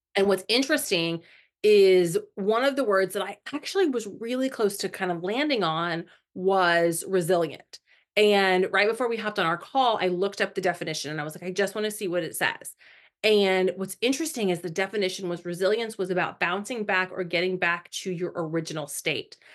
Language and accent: English; Indiana, United States; now in Florida, United States; I'm originally from Indiana